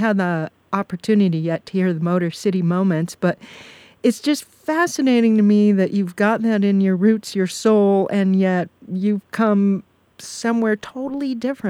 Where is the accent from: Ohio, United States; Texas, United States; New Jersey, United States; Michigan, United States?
Michigan, United States; Detroit area; it turns out that we are both from the Detroit area. I'm more of a suburban girl